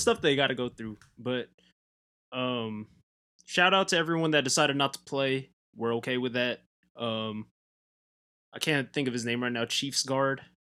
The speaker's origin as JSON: {"language": "English", "region": "Southern California", "country": "United States", "said": "I'm from Southern California."}